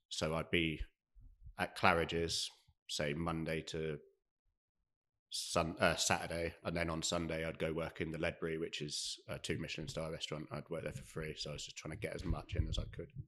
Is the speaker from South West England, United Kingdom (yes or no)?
yes; Devon, South West England, United Kingdom; also born or lived in London; now in Cardiff, United Kingdom; I'm from Devon, so I'd done the odd like summer jobs down there